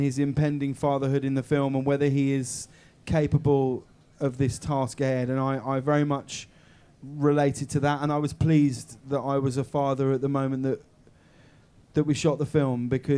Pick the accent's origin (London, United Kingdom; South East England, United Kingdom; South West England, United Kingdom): South East England, United Kingdom; High Wycombe; I'm from Holmer Green Upper School in High Wycombe